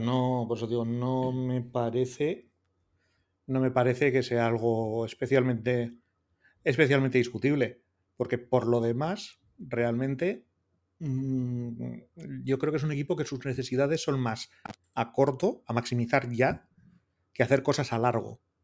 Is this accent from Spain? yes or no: yes; Portugalete, Basque Country, Spain; mi pueblo natal de Portugalete